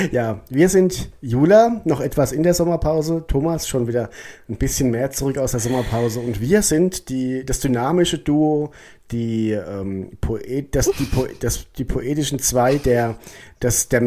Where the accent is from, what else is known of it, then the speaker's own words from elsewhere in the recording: Odenwald, Germany; Ja, ich wohne im ne? also Odenwald. Also so die hier so. Ich komme ja aus